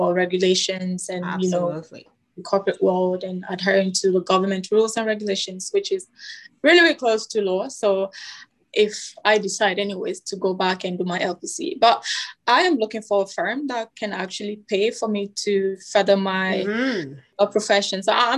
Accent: Togo; also born or lived in Canada; now in Bermuda; I currently live in Bermuda. I'm from Togo. Although my mom is Ghanaian, but I'm Togolese. I was born in Togo. My dad is Togolese. I lived in Canada a little bit

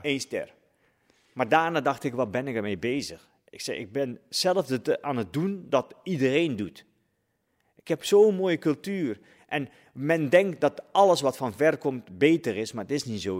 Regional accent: Netherlands; Ik ben ook een Nederlander. Ik, praat, ik ben hierop gegroeid.

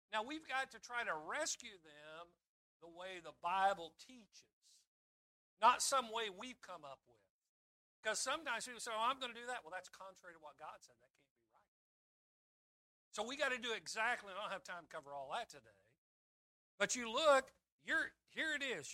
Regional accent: Kansas, United States; growing up in Kansas

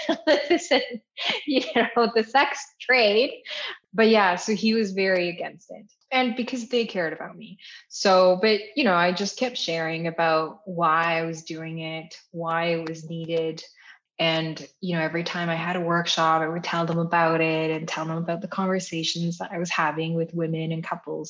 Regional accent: Canada; my parents are Taiwanese. I'm Taiwanese Canadian

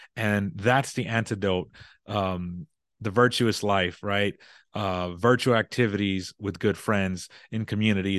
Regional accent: Texas, United States; I'm in Texas. I'm from Texas, so we're big on barbecue

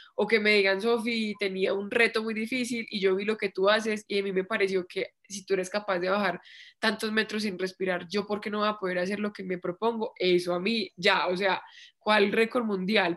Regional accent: Pereira, Risaralda, Colombia; moved away as an adult; also born or lived in Bogotá; now in Medellín, Colombia; yo me fui de Pereira a vivir acá a Bogotá un año y después me fui para Medellín

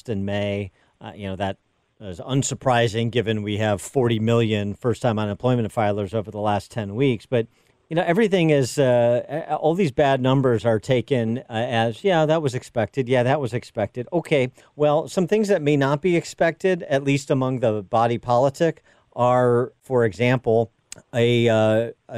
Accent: Illinois, United States; my home state of Illinois

